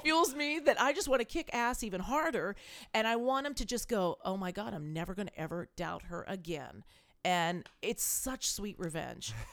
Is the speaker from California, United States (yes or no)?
yes; California, United States; moved away as an adult; also born or lived in East Coast, United States / Salt Lake City, Utah / Park City, Utah; now in Iowa, United States; I was a California girl. I, I was born in the East Coast.